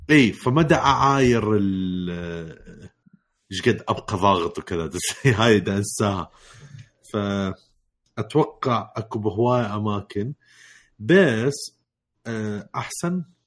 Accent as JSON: {"language": "Arabic", "country": "Iraq", "said": "من وقت ما راجع العراق"}